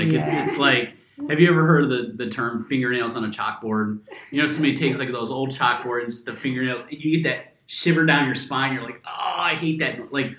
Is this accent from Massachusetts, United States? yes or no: no; Ohio, United States; moved away as an adult; now in Germany; I'm from Ohio